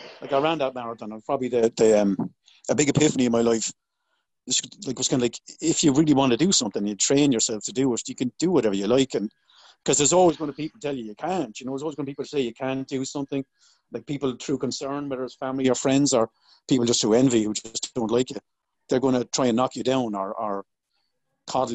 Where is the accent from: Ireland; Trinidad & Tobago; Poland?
Ireland; Waterford, Munster; I grew up in a place called Waterford, which is down the southeast of Ireland.